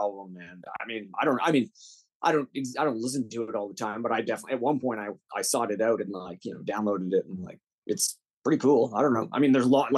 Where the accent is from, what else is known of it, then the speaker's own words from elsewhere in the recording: Calgary, Alberta, Canada; moved away; I'm from Calgary